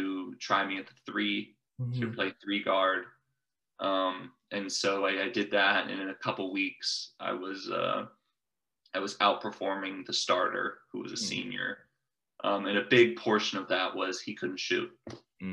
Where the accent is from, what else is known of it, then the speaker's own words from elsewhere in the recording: Coppell, Texas, United States; growing up in Coppell